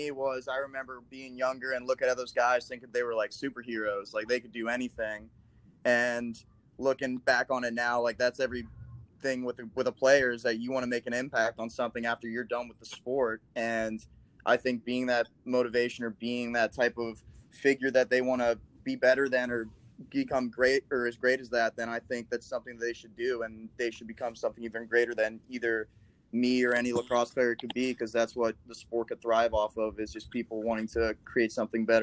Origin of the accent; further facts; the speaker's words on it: Midwest, United States; we were definitely counted as the underdog because we're from the Midwest.